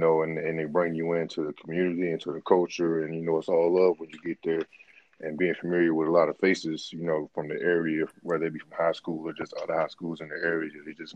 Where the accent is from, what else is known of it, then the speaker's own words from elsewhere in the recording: Norfolk, Virginia, United States; I'm originally from Norfolk, Virginia